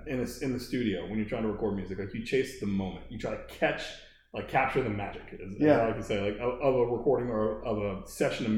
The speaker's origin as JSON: {"language": "English", "town": "Baltimore", "region": "Maryland", "country": "United States", "said": "I'm from Baltimore"}